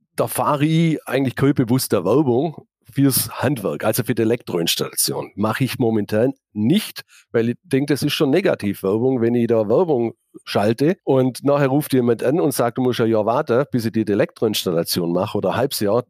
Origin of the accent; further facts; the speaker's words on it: Laupheim, Baden-Württemberg, Germany; ich bin gebürtiger Laubheimer, habe mich schon immer mit der Stadt identifiziert